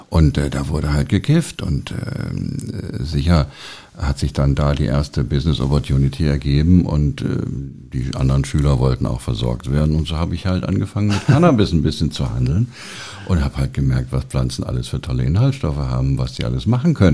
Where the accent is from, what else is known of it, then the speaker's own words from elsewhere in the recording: Hesse, Germany; also born or lived in Heidelberg / Münster; now in Berlin, Germany; Ich bin eigentlich Hesse. Ich bin eigentlich bei Frankfurt groß geworden.